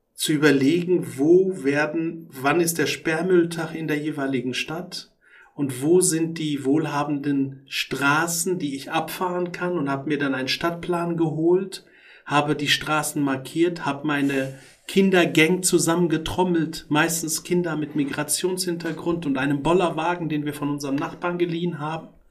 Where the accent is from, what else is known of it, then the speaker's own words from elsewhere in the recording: Morocco; moved away; also born or lived in Tangier, Morocco; Und ich bin noch in Marokko geboren und habe auch meine Kindheitsträume dort